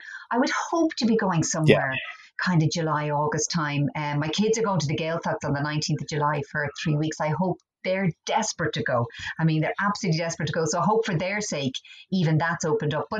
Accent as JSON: {"language": "English", "town": "Dublin", "region": "Leinster", "country": "Ireland", "tie": "born or raised there", "also_born_or_lived": "Cork (parents)", "said": "I was born in Dublin. I have Cork parents. Very Cork parents."}